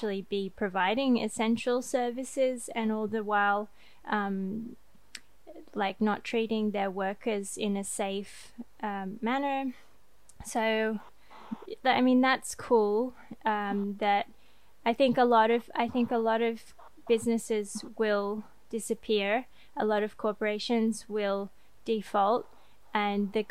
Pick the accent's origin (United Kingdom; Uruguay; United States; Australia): Australia; now in France; me as an Australian